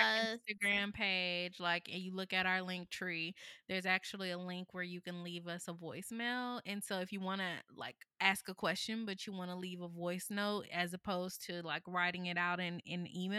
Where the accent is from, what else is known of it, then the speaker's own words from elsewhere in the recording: North Carolina, United States; my mom's family is from South Carolina, and all of my dad's side of the family is from Georgia, and I grew up in North Carolina.